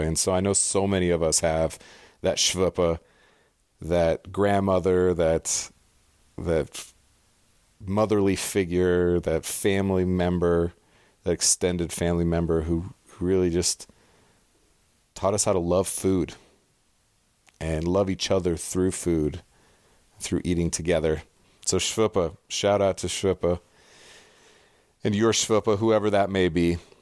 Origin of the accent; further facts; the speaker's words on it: San Diego, California, United States; also born or lived in Pasadena, California / North Rhine-Westphalia, Germany; grew up into my elementary, middle school, high school years in Southern California in North County, San Diego.